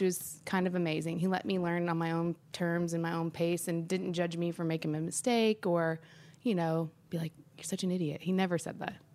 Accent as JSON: {"language": "English", "town": "Nashville", "region": "Tennessee", "country": "United States", "tie": "born or raised there", "also_born_or_lived": "Memphis", "said": "since I grew up here in Nashville"}